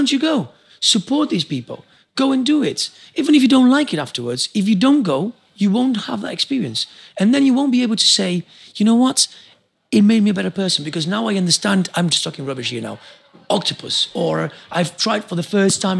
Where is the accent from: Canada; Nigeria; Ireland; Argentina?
Argentina; now in England; I come from Argentina.